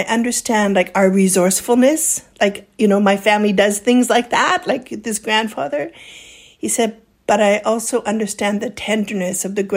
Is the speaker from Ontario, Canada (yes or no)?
no; Kamloops, British Columbia, Canada; moved away; where I grew up in Kamloops area.